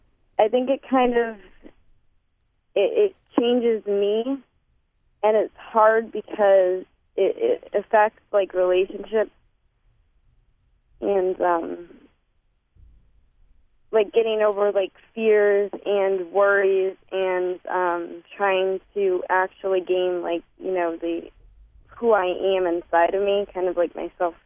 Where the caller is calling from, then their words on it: Connecticut, United States; I'm calling from Connecticut.